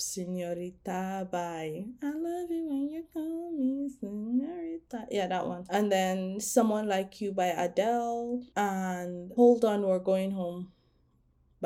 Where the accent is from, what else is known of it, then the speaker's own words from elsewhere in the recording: Nigeria; I'm Nigerian